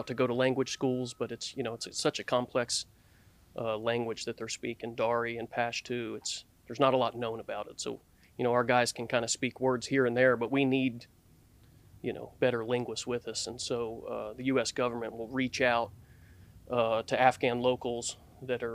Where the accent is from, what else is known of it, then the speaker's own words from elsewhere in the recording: Knoxville, Tennessee, United States; I'm from East Tennessee, Knoxville